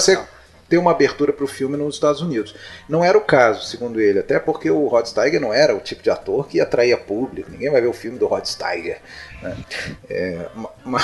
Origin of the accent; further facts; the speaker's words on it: Brazil; nós sendo brasileiros